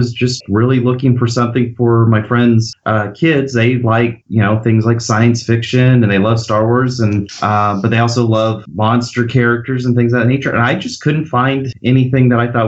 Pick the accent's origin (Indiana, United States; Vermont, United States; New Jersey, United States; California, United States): California, United States; Bakersfield; I'm from Bakersfield, California, so the Central Valley